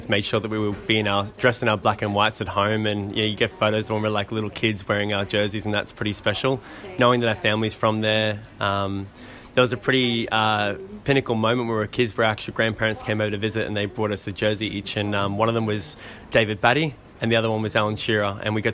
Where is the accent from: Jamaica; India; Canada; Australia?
Australia; also born or lived in North East England / Gold Coast, Queensland; a kid growing up in Australia